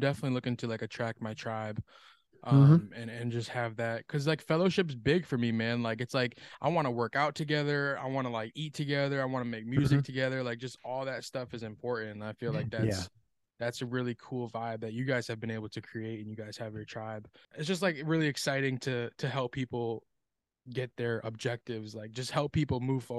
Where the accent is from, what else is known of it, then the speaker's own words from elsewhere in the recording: Connecticut, United States; moved away as an adult; now in Brevard County, Florida, United States; So I'm actually from Connecticut.